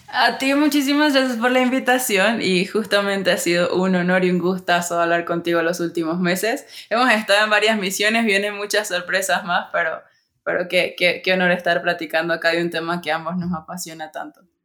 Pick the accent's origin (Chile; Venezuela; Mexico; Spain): Venezuela; now in Colombia; yo, soy de Venezuela, pero vivo en Colombia